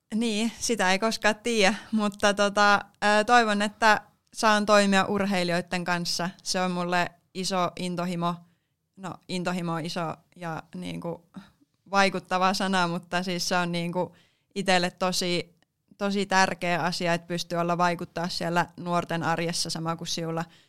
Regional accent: Mikkeli, South Savo, Finland; tuun Mikkelistä, eli olen myös alkuperäläinen, alkuperäinen savolainen

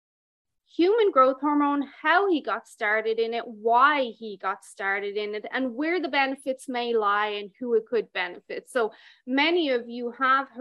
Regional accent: Ireland; now in Alberta, Canada; I'm Irish, and we never get above, like, 25 degrees in Ireland

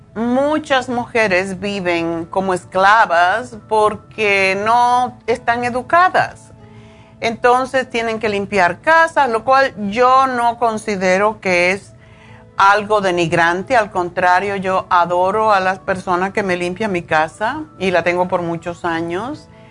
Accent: Cuba; moved away as an adult; also born or lived in Spain; now in United States; cuando me fui de Cuba, me fui como dicen con una mano adelante y otra atrás

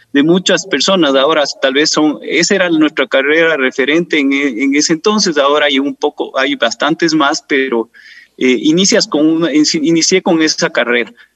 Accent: Quito, Pichincha, Ecuador; born or raised there

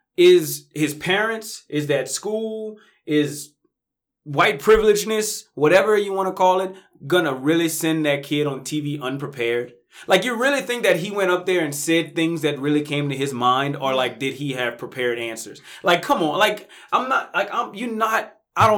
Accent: Kentucky, United States; I went to Kentucky. I'm from Kentucky.

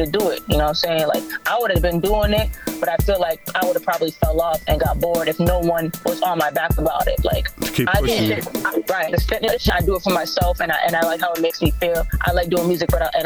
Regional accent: Boston, Massachusetts, United States; I'm from Boston, Massachusetts, born and raised

